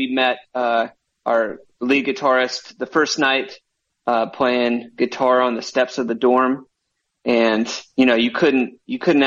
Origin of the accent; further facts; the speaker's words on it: Vestavia Hills, Alabama, United States; We grew up in Vestavia, which is right adjacent to Mountain Brook